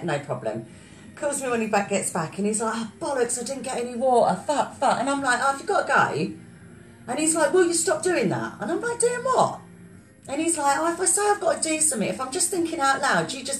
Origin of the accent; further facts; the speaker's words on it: South Africa; I'm South African